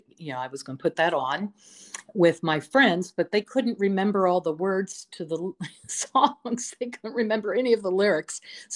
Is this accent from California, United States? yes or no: no; Detroit, Michigan, United States; I am originally from Detroit, Michigan. I was adopted at birth.